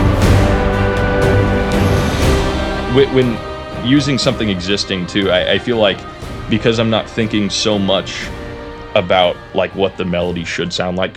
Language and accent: English; Roseville, California, United States; also born or lived in Laguna Niguel, California; now in Mission Viejo, United States; I was born in Northern California in a city called Roseville. It's a little tiny area north of Sacramento, Granite Bay, kind of on Folsom Lake, but cool area. But I lived there until I was about 11